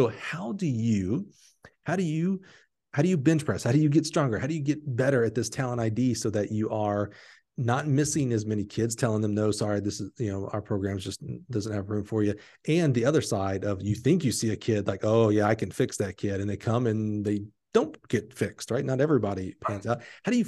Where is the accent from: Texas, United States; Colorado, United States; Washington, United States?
Texas, United States; Dallas; Like I grew up just south in the Dallas area.